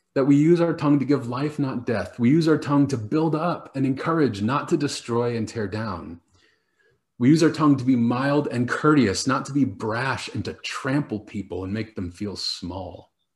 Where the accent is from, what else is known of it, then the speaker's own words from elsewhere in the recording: Washington, United States; now in Scotland, United Kingdom; when I was a kid uh, growing up in Washington state